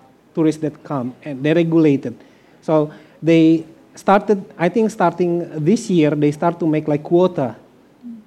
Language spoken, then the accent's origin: English; West Java, Indonesia; moved away; also born or lived in Flores; I'm Sudanese